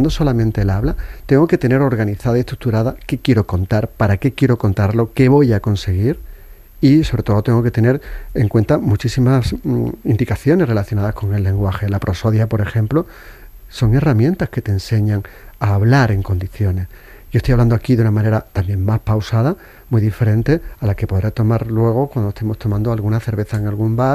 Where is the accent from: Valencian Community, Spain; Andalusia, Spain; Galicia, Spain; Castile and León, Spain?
Andalusia, Spain; Seville; yo soy andaluz, podría hablar a una velocidad de vértigo, incluso comerme las palabras en Triana, que es donde me he criado, y me entenderían